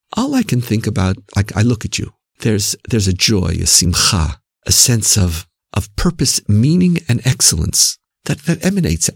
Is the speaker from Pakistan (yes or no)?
no; Canada; Canadian Jews, as we Canadians know, are very sensitive when we're called American